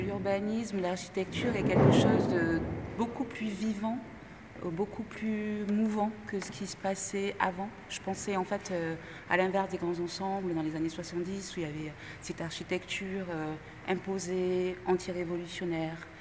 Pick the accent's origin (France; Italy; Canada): Italy; French is a second language; moved away; je suis italienne